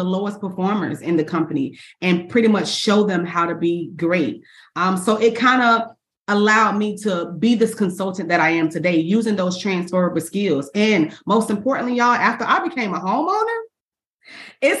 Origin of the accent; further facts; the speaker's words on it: Orlando, Florida, United States; I was born and raised in Orlando, Florida